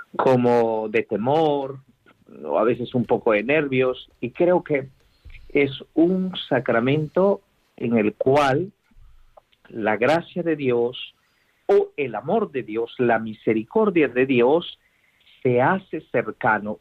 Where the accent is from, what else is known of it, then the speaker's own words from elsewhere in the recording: Guatemala; moved away; en una diócesis de Guatemala, de donde yo soy